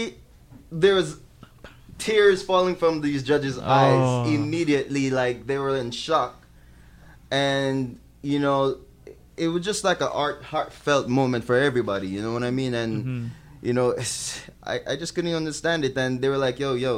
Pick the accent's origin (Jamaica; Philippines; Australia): Jamaica; moved away; being an English Jamaican, you know, fresh in the city, you know, speaking just a bit of French